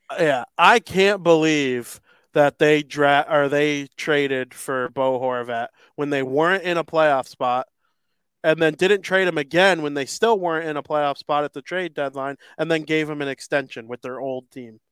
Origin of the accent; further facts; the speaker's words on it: Chicago, Illinois, United States; I'm a Chicagoan. I was born here, raised here